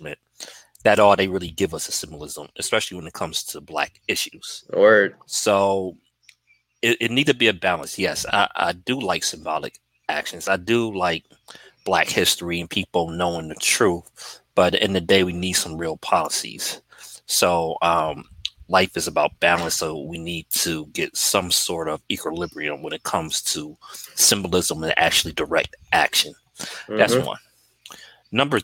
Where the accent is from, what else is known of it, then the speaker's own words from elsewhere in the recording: Buffalo, New York, United States; I grew up in Buffalo, like, we had Juneteenth celebrations ever since I can remember